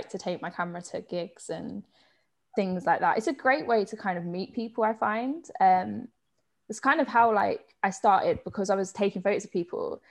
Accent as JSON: {"language": "English", "town": "Croydon", "region": "London", "country": "United Kingdom", "moved": "as an adult", "lives_now": "Manchester, United Kingdom", "said": "I'm from South London. So I'm from just outside of Croydon."}